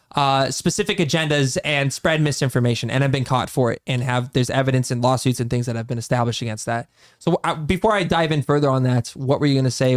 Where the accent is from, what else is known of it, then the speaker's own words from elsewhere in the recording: United States; as the American population